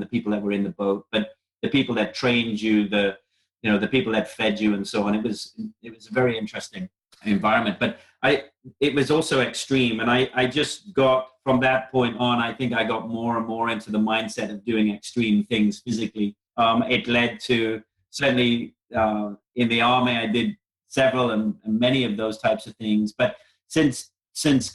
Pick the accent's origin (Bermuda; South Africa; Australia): South Africa; I was brought up in South Africa